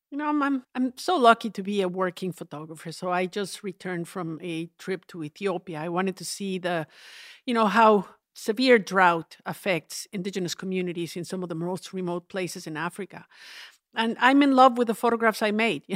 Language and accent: English; Mexico; I grew up in the Central Mountains in the, what's known as the volcano ring